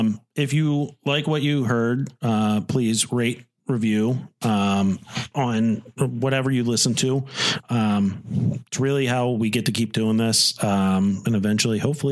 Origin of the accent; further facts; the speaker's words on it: Chester County, Pennsylvania, United States; Yeah, we're two guys from Chester County, doing a podcast in the office of my home.